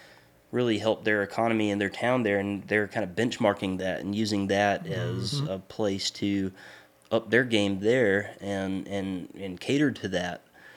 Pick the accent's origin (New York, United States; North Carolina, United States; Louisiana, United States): North Carolina, United States; Charlotte; I mean, I grew up in Charlotte.